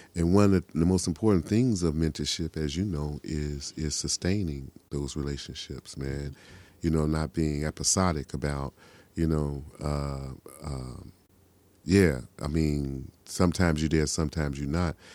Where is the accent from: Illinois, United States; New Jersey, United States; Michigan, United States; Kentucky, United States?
Illinois, United States; Chicago; I'm from the South Side of Chicago